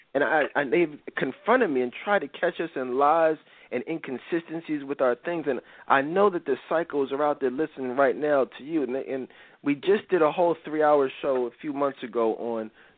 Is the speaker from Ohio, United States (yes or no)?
no; Philadelphia, Pennsylvania, United States; We're from Philly, guys. … and I are both live in Philly